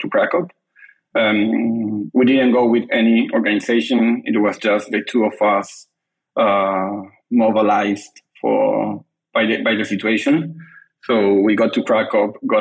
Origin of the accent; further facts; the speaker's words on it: Argentina; moved away as an adult; now in London, United Kingdom; I'm originally from Argentina, but I have been living in London the last 2 years.